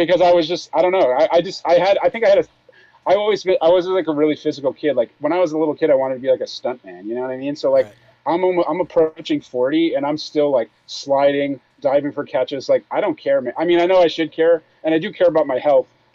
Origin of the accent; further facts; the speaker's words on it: Northeast, United States; I'm from the Northeast.